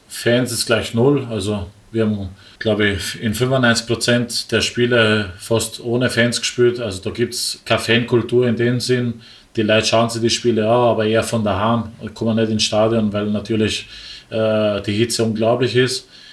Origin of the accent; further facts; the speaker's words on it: Wels, Upper Austria, Austria; moved away as an adult; also born or lived in Dubai; now in Linz, Austria; als Oberösterreicher